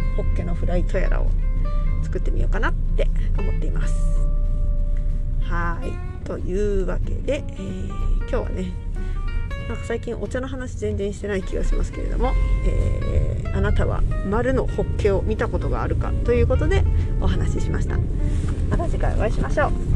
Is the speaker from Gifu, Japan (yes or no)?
yes; Gifu, Japan; 私はね岐阜県出身なので